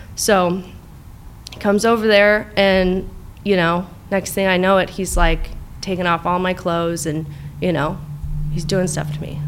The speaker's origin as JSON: {"language": "English", "town": "Tustin", "region": "California", "country": "United States", "tie": "born or raised there", "also_born_or_lived": "Laguna Hills, California / Costa Mesa, California", "said": "I grew up in Tustin"}